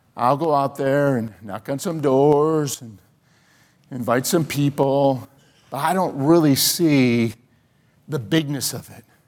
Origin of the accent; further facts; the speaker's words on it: Chicago, Illinois, United States; growing up in Chicago